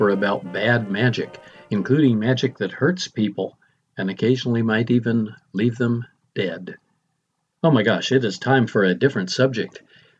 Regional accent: Del Rio, Texas, United States; I was 6 years old, living in my hometown of Del Rio, Texas.

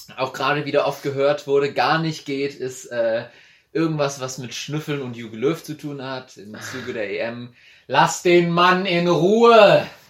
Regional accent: a village near Andernach, near Koblenz, Rhineland-Palatinate, Germany; ich bin ja ein absolutes Dorfkind. Mhm. Die größte Stadt, die ich kenne, ist Andernach. Äh, für alle, die es nicht wissen, ist in der Nähe von Koblenz

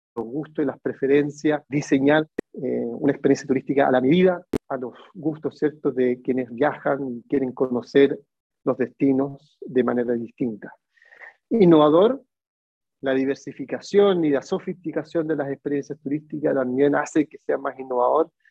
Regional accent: Chile; moved away as an adult; now in Barcelona, Spain; soy de Chile, pero vivo hace tres años en Barcelona.

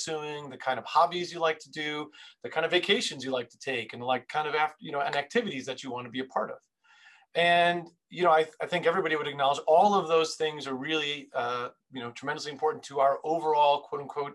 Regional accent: New York City, New York, United States; I was born and raised in Queens, New York

